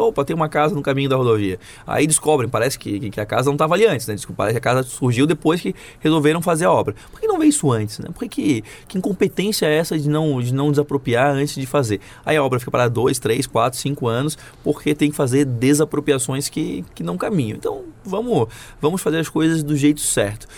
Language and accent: Portuguese; Florianópolis, Santa Catarina, Brazil; eu sou de Florianópolis, então eu cresci vendo aquela ponte fechada